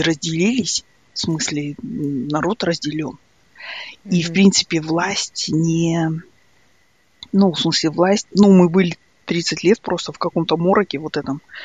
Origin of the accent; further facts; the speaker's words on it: Ridder, East Kazakhstan Region, Kazakhstan; moved away; also born or lived in Sydney; мы жили точно так же в абсолютно, ну, в Ридере. Это был русскоязычный город.